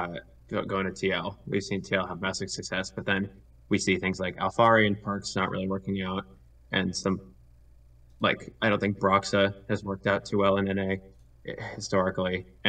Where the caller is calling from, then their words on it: Boston, Massachusetts, United States; I'm calling in from Boston, Massachusetts.